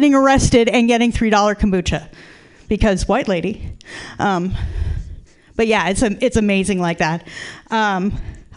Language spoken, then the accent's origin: English; Tucson, Arizona, United States; now in San Francisco, United States; I grew up in Tucson, Arizona